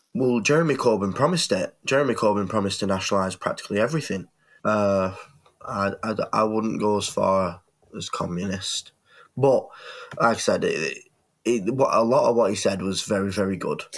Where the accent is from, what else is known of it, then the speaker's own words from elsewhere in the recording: England, United Kingdom; as a, a UK citizen, lifelong, I was born in England.